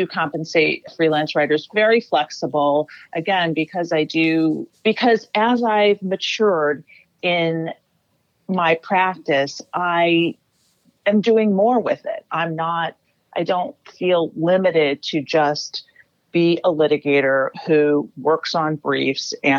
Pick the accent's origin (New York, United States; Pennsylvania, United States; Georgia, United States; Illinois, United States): Illinois, United States; Chicago; Chicago, Illinois, Northside, Lincoln Park neighborhood.